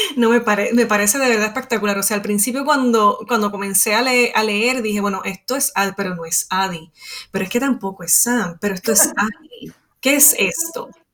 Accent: Puerto Rico; soy de Puerto Rico

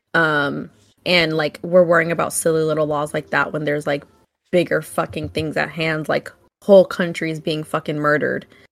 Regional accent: Vacaville, California, United States; I grew up in Vacaville

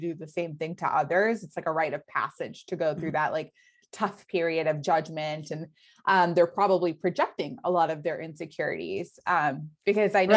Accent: United States; growing up in the States

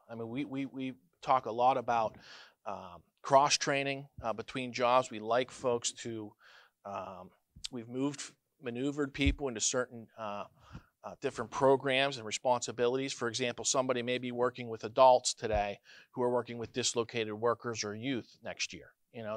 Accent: Neshannock Township, Pennsylvania, United States; also born or lived in Greenville, Pennsylvania; I was born right here in Greenville, Pennsylvania, uh, forty-one years ago. So I've, uh, my mom is from Newcastle. I grew up in Neshanic Township. Still live there today

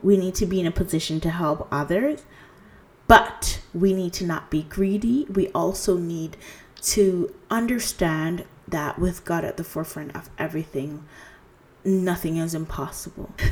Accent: Jamaica; now in Canada; I'm originally from Jamaica. I am currently residing in Canada.

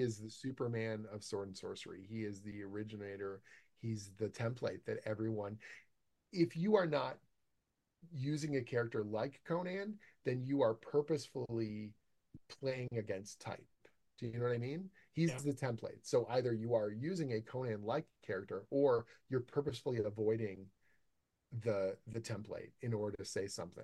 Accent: Canada; I'm Canadian

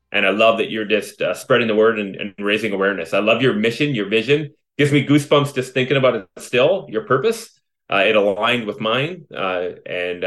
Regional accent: Vancouver, British Columbia, Canada; I was born right here in British Columbia, in Vancouver, raised by my heroes, my mom and dad

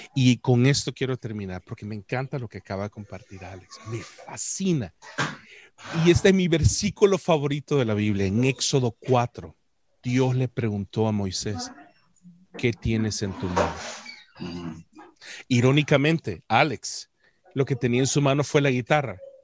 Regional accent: El Salvador; como buen salvadoreño

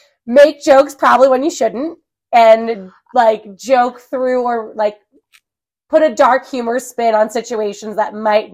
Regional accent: New Jersey, United States; moved away as an adult; also born or lived in Washington State; now in Colorado Springs, United States; But yeah, I'm from New Jersey, Jersey ride or die.

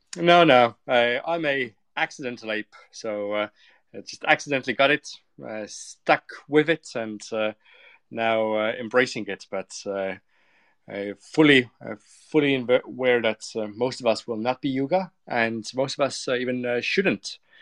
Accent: Estonia; I come from Estonia

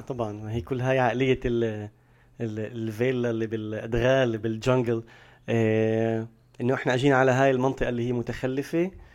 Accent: Palestine

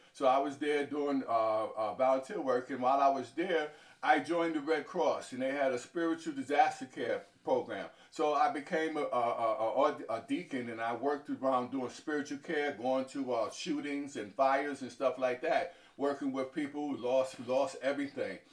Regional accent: New York City, New York, United States; I was born in New York City, in, uh, in Harlem

